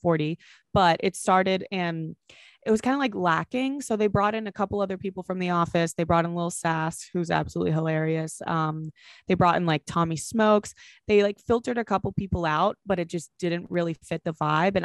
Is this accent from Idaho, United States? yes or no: no; Boston, Massachusetts, United States; I'm from Boston.